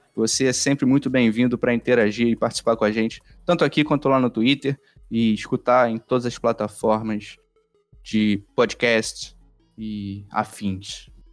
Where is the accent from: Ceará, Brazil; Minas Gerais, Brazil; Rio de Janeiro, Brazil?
Rio de Janeiro, Brazil; accent: carioca; tanto eu quanto o Lucas, nós somos cariocas